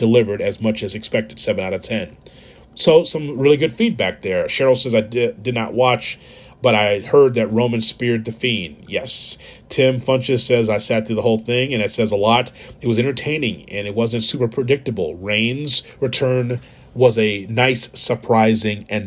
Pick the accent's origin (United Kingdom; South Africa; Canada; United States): United States; Chicago, Illinois; I'm doing Morning Drive in my hometown of Chicago